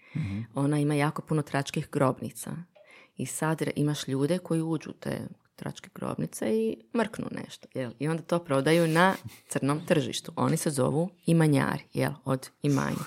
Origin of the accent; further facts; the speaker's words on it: Bosnia & Herzegovina; moved away; sam odrasla u Bosni